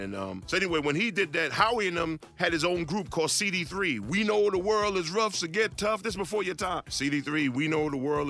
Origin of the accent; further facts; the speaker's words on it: New York City, New York, United States; We was in Flatbush. All of us was in Flatbush.